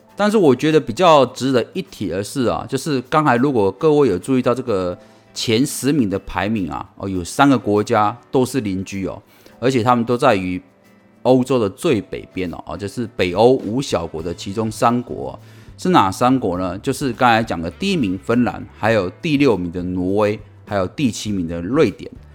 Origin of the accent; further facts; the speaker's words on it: Taiwan; 很庆幸我们能够出生在这个地方